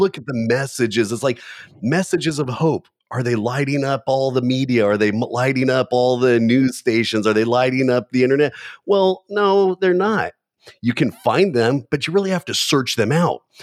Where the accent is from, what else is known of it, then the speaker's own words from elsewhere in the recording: Southern California, United States; when I was growing up in Southern California